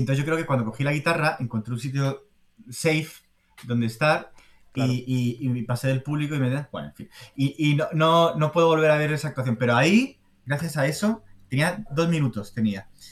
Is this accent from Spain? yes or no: yes; Spain; also born or lived in Boston / Madrid; soy español